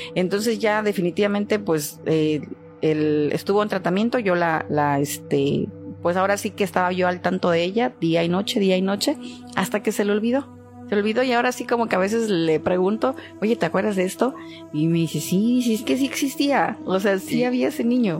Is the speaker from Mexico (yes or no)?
yes; Poza Rica, Veracruz, Mexico; yo soy de Poza Rica, Veracruz